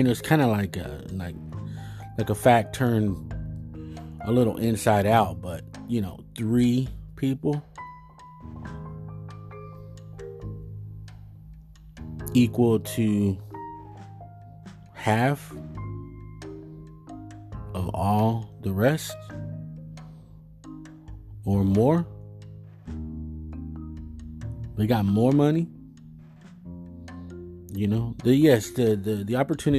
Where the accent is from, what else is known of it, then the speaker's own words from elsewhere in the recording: United States; I am Mexicano, and I'm American too, so I embrace the word Chicano.